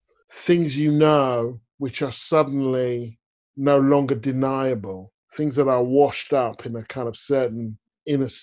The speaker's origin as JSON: {"language": "English", "country": "United Kingdom", "tie": "born or raised there", "also_born_or_lived": "United States", "said": "my experience of growing up in Newtown in Britain"}